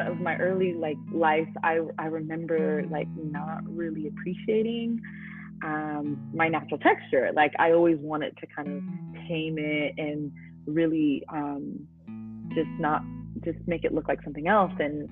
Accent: Oakland, California, United States; moved away as an adult; now in the South, United States; growing up in Oakland

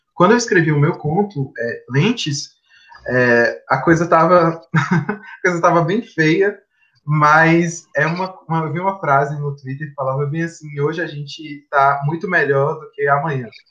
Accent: Vitória da Conquista, Bahia, Brazil; sou de Vitória da Conquista, uma cidade do interior da Bahia

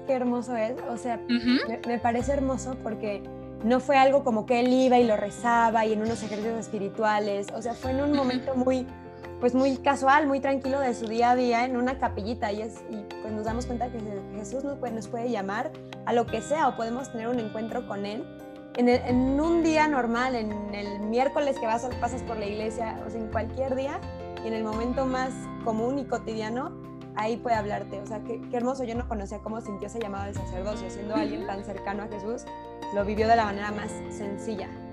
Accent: Zamora, Michoacán, Mexico; yo soy de Zamora

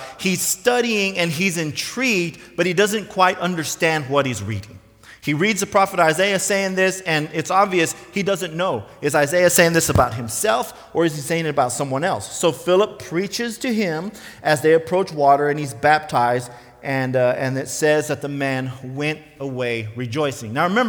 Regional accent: United States

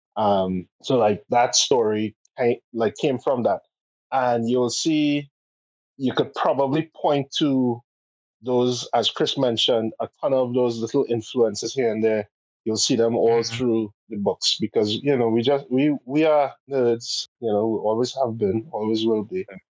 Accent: Port of Spain, Trinidad & Tobago; we grew up in Port of Spain, and because of that, Carnival literally would go by our our doorstep

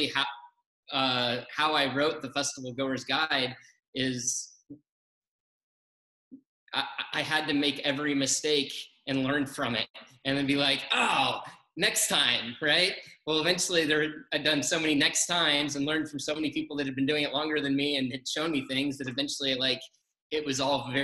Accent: Colorado, United States; I grew up in Colorado

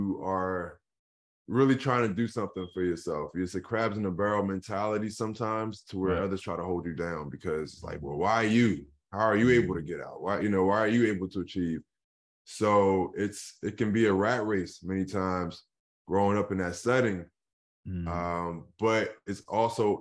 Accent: Philadelphia, Pennsylvania, United States; I grew up in Philadelphia

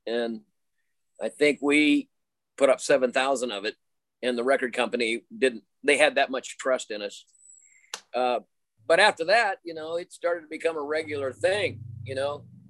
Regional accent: Utah, United States; born there; also born or lived in Washington / North Carolina; we lived in Utah. I was born in Utah. We lived in there, and they were from Colorado, my folks. And then we moved to Washington State, and then we moved to North Carolina.

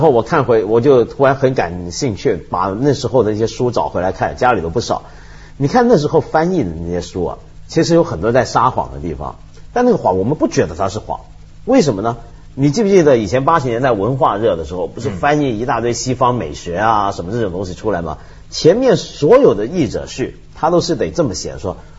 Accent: China; 我们中国人

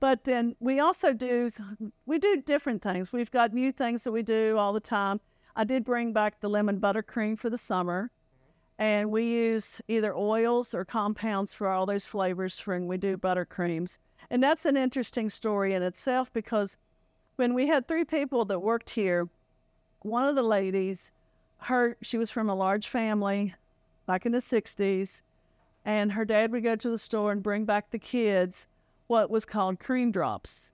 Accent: Greenbrier County, West Virginia, United States; I grew up in Greenberg County.

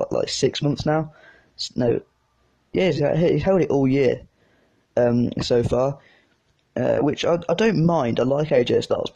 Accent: United Kingdom; I'm British

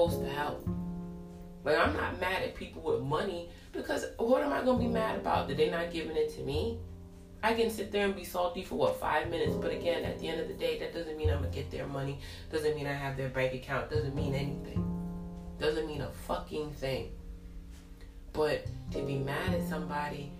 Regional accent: New York City, New York, United States; I grew up in Brooklyn off of Church Ave

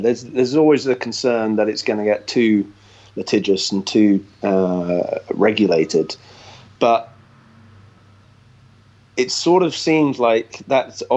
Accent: Hinckley, East Midlands, United Kingdom; now in Florida, United States; I always go back to my hometown

